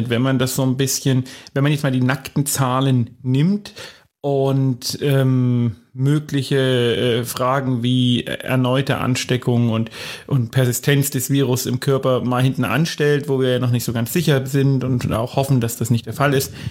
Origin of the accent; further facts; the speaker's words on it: Bavaria, Germany; Die erste Woche des äh, aufgehobenen Lockdowns bei uns in Bayern natürlich ein bisschen milder als in anderen Bundesländern liegt hinter uns.